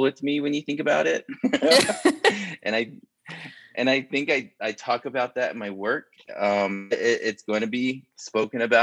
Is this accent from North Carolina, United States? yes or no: no; Upper Fruitland, New Mexico, United States; moved away; also born or lived in Shiprock, New Mexico; I was born in Shiprock, but I was raised in the Upper Fruitland region, which is just shy of the reservation line